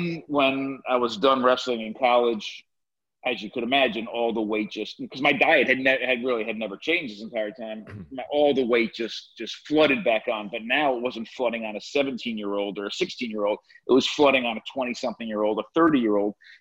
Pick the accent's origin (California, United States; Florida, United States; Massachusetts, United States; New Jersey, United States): New Jersey, United States; I grew up in New Jersey in the suburbs of New York City